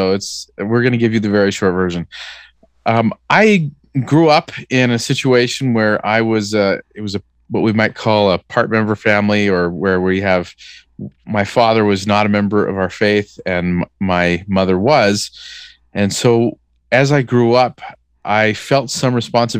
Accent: Southern California, United States; moved away as an adult; now in Salt Lake City, United States; I grew up in Southern California

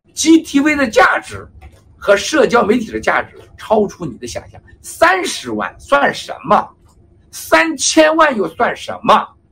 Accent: China; 我们中国人的聪明

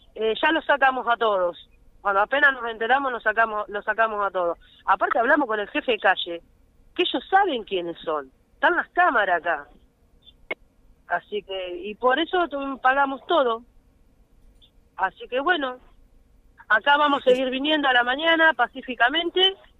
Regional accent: Argentina; somos argentinos también

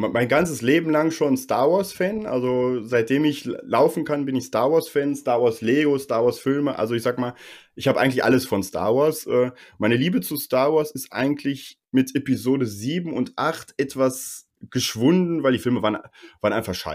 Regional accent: Bochum, North Rhine-Westphalia, Germany; born there; now in Herne, Germany; ich muss leider zugeben, ich bin äh, gebürtiger Bochumer. Ich wohne jetzt äh, nur in Herne, weil die, die Mieten

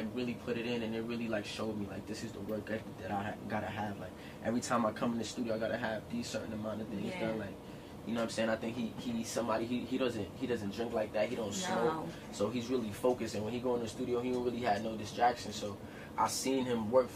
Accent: New York City, New York, United States; I'm from Crown Heights

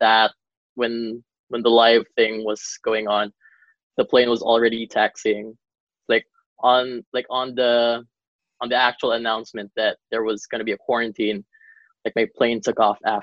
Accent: Davao City, Davao Region, Philippines; now in Manila, Philippines; I actually flew back to my hometown. I am in way down south. I'm back in Davao for now.

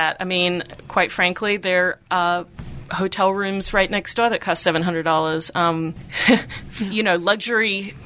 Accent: Melbourne, Victoria, Australia; moved away; Melbourne, which is my hometown

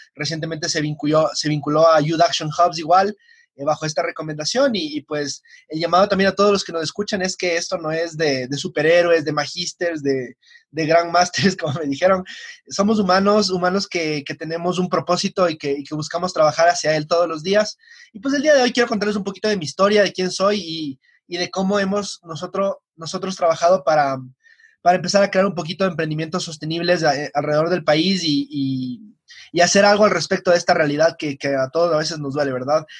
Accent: Quito, Pichincha, Ecuador; estoy en el Colegio Benalcázar, aquí en Quito, soy quiteño

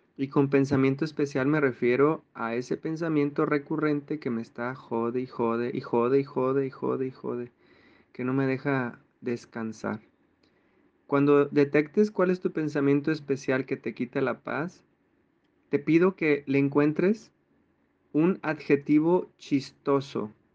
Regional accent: Mexico; Todos los que somos de México

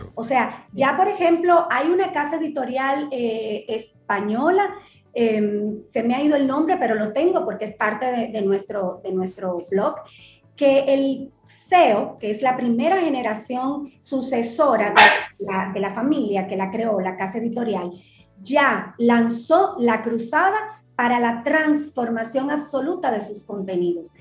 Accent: Dominican Republic; como dominicanos

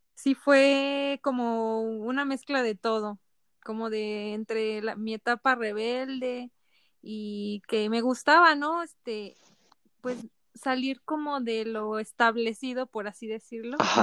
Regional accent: Poza Rica, Veracruz, Mexico; now in San Luis, Mexico; yo soy de Poza Rica, Veracruz

